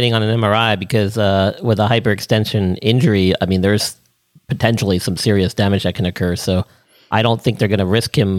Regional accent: New York, United States; growing up in New York, a lot of us were from not just Long Island and stuff, but I went to school upstate.

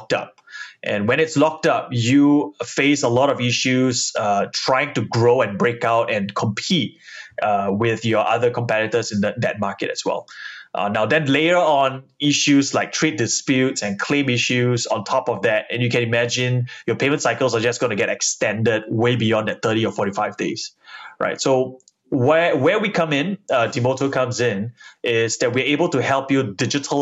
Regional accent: Singapore; we're all Singaporeans

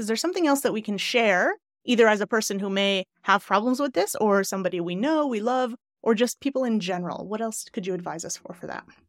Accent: Glens Falls, New York, United States; moved away; I lived, I don't know if you know Glens Falls. Do you know Queensberry area

